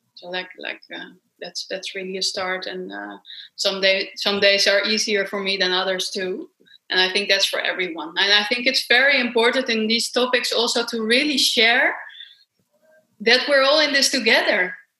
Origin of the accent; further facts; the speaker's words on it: Amsterdam, North Holland, Netherlands; I come from Amsterdam in Holland, Europe, far away from you guys